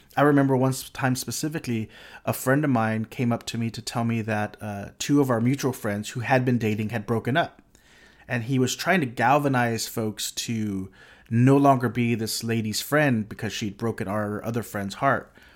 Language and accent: English; Corpus Christi, Texas, United States; I grew up in a s, in a relatively small city in South Texas